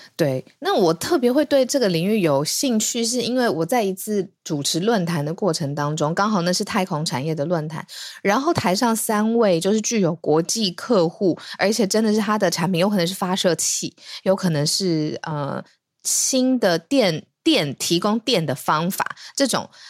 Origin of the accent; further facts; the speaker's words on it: Taiwan; 当大家听到我们是台湾人的时候